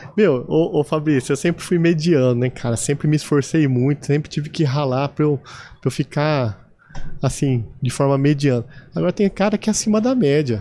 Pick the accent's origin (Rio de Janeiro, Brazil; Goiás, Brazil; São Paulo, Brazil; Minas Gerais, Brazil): São Paulo, Brazil; São José do Rio Preto; accent: caipira; also born or lived in Osasco; eu nasci em São José do Rio Preto